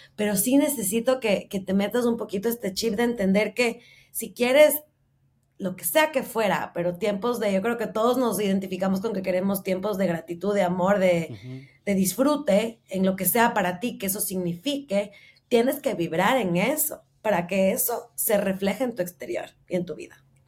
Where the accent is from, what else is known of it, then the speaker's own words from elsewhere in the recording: Ecuador; moved away as an adult; hace ya van a ser ocho meses que salí de Ecuador